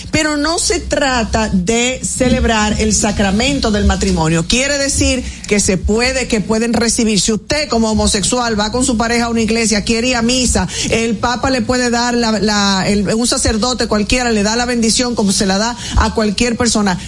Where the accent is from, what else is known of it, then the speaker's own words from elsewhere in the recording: Dominican Republic; todos como dominicanos